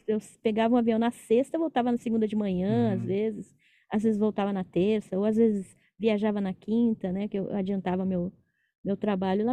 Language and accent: Portuguese; São Paulo, Brazil; moved away; Eu sou de São Paulo